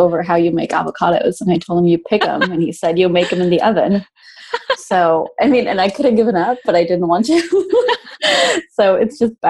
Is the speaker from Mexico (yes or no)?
yes; Mexico; also born or lived in Brazil / Spain; now in Texas, United States; But yeah, I'm actually originally from Mexico, but I moved down around a lot. I lived 6 years in Brazil and I did high school in Spain. And then now I'm in Texas.